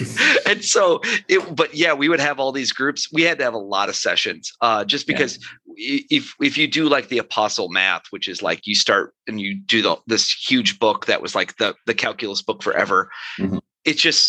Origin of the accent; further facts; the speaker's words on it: Rochester, New York, United States; now in St. Paul, United States; Living in St. Paul, Minnesota, everyone thinks Rochester, Minnesota when I say I'm from Rochester.